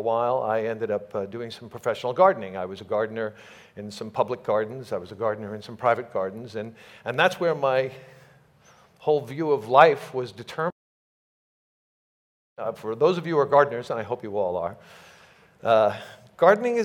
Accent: New York, United States; now in Los Angeles, United States; I was born in Manhattan, in New York, and was moved immediately out to the suburbs

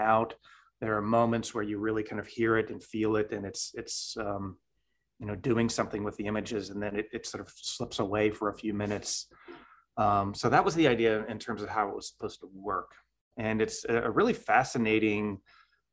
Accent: Idaho, United States; moved away as an adult; also born or lived in California / Louisiana / upstate New York; now in Oregon, United States; raised in Idaho

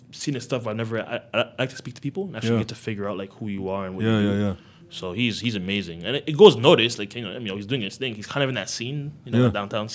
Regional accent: Toronto, Ontario, Canada; I'm from Toronto

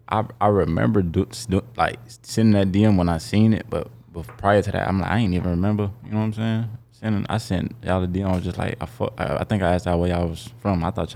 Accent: Jacksonville, Florida, United States; I'm from Jacksonville, upcoming artist.

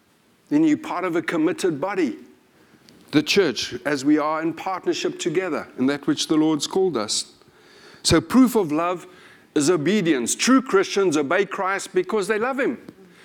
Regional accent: United Kingdom; One of the things I like about being British is our politeness.

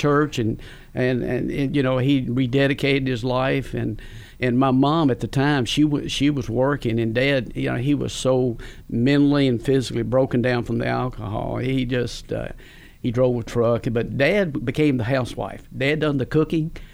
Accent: Campbellsville, Kentucky, United States; I grew up in Campbellsville. I was born and raised in Campbellsville.

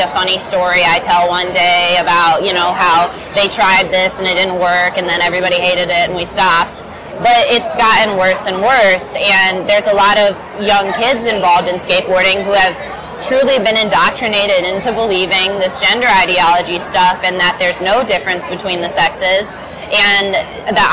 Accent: Michigan, United States; growing up in Michigan

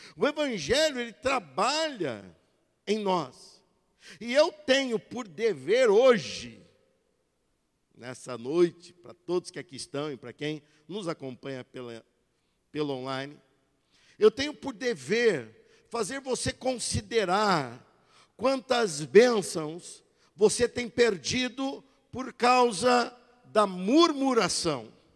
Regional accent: Brazil; somos brasileiros

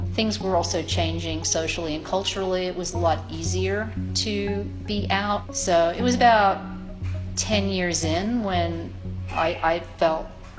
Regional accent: Sydney, New South Wales, Australia; now in Los Angeles, United States; I am originally from Sydney, Australia, but I have been living in Los Angeles in the United States since 1978.

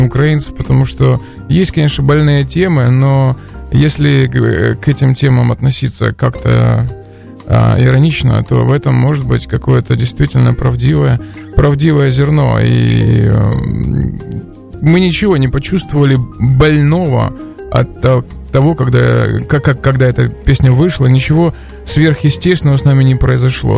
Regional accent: Sochi, Krasnodar Krai, Russia; мы из Сочи

